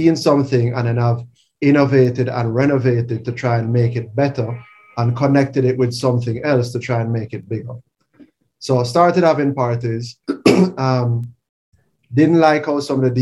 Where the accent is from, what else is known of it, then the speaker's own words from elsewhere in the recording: Jamaica; also born or lived in Canada; born and raised in Jamaica, went to Campan College